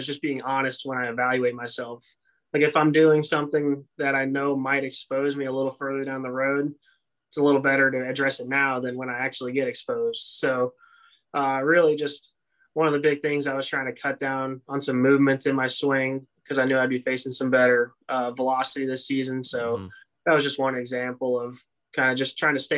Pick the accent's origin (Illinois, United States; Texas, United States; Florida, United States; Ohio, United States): Florida, United States; Tampa; also born or lived in Fayetteville, North Carolina; I grew up in Tampa, Florida.